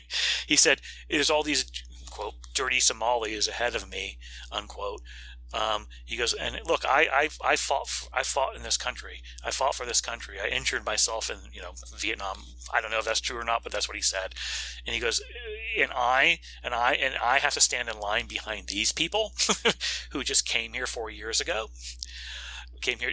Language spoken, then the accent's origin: English; Florida, United States; my home state of Florida